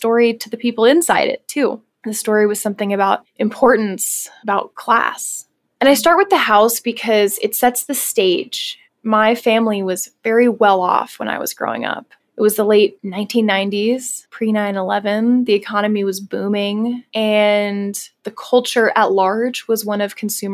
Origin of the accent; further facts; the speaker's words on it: Pennsylvania, United States; My twin brother and I were born and raised in Pennsylvania